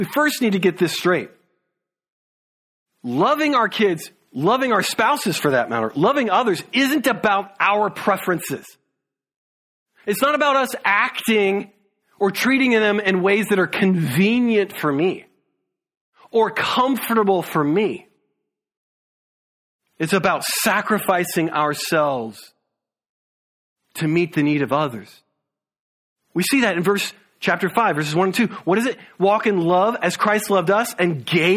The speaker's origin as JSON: {"language": "English", "region": "the South", "country": "United States", "moved": "yes", "said": "We're from the South"}